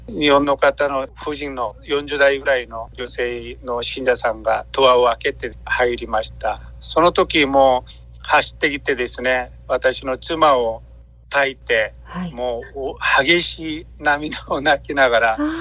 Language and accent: Japanese; South Korea; Japanese is a second language; moved away as an adult; now in Japan; 私韓国人宣教師